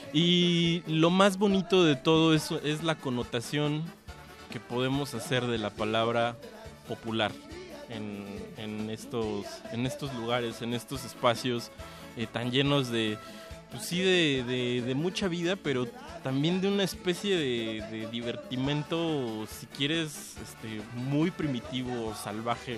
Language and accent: Spanish; Mexico City, Mexico; nosotros como mortales chilangos